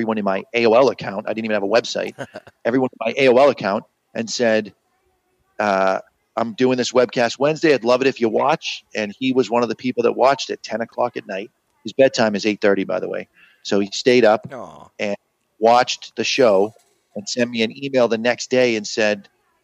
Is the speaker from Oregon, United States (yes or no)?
no; Haverhill, Massachusetts, United States; also born or lived in Lawrence, Massachusetts; I grew up in Haverhill, Massachusetts.